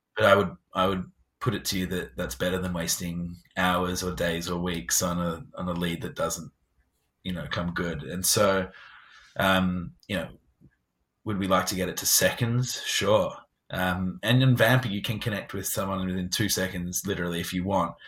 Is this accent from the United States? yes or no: no; England, United Kingdom; I'm English.